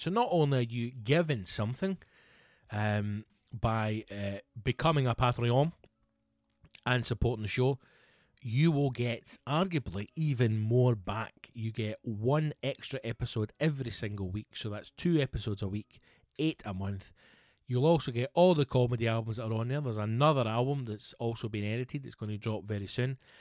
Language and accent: English; Scotland, United Kingdom